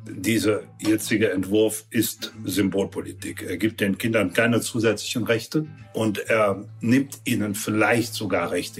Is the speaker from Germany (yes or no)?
yes; Dormagen, North Rhine-Westphalia, Germany; ich Bürgermeister meiner Heimatstadt Dormagen war